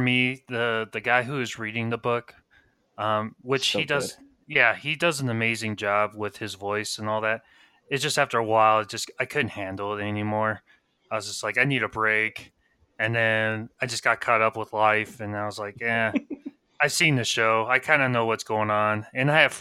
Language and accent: English; Colorado Springs, Colorado, United States; we are from Colorado. I'm from Springs